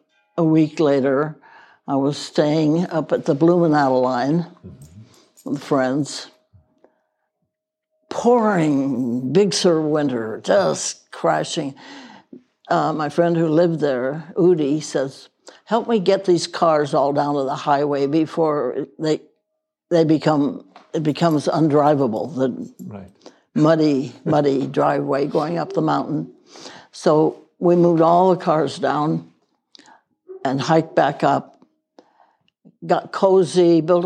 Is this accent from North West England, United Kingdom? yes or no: no; Wales, United Kingdom; born there; I was born in Wales and could speak a few words of Welsh.